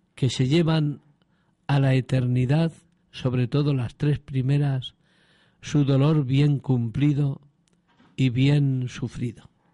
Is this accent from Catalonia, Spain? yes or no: no; Alcázar de San Juan, Castilla-La Mancha, Spain; also born or lived in Andalusia; now in Huelva, Spain; tía Sofía me parió en Alcázar, en La Mancha